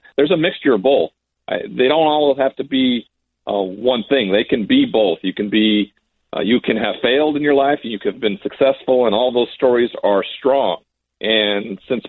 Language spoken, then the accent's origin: English; Montana, United States; The reservations are very commonplace in my home state